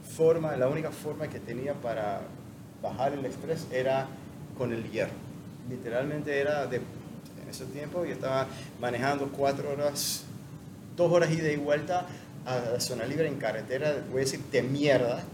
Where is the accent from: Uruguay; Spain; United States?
United States; moved away as an adult; now in Panama; soy gringo